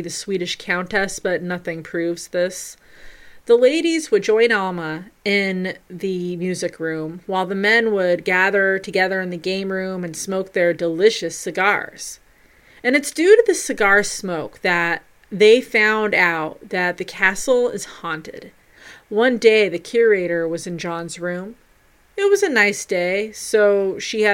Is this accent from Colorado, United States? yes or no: yes; Pueblo, Colorado, United States; Its main plant was a steel mill on the south side of my hometown, Pueblo